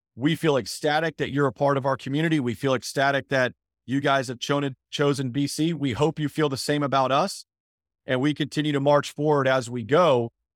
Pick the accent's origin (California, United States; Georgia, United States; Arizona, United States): Arizona, United States; Phoenix; moved away; also born or lived in Spartanburg, South Carolina; I'm originally from Phoenix